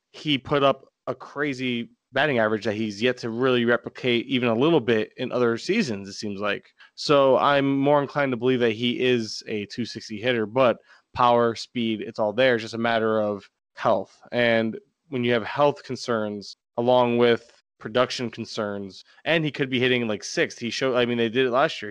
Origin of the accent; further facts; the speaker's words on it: Florida, United States; I'm from Florida